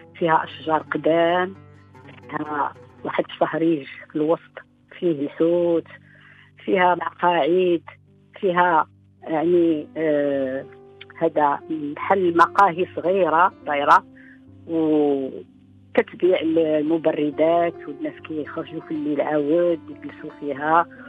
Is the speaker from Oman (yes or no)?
no; Ksar El Kebir, Tanger-Tetouan-Al Hoceima, Morocco; مدينة القفص كبير مدينتي ومسقط رأسي والمدينة اللي كنحبها من كل قلبي